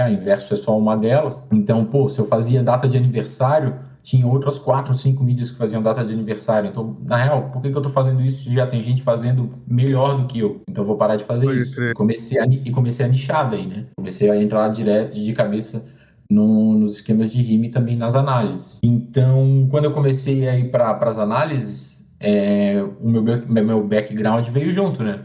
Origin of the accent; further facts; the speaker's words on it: Florianópolis, Santa Catarina, Brazil; eu sou aqui de Floripa